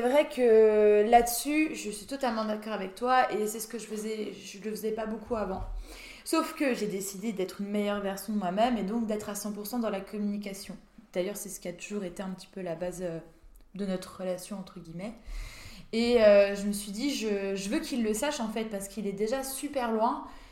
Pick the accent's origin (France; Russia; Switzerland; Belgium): France; Saint-Dié-des-Vosges, Grand Est; moved away; Je viens des Vosges, de Saint-Dié des Vosges.